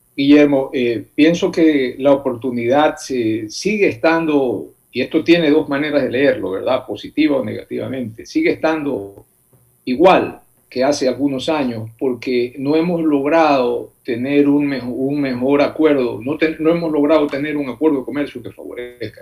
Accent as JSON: {"language": "Spanish", "region": "Manabí", "country": "Ecuador", "said": "yo que soy de Manaví"}